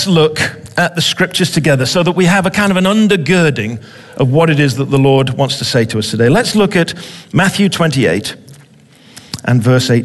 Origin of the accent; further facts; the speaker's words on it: England, United Kingdom; I'm an Englishman.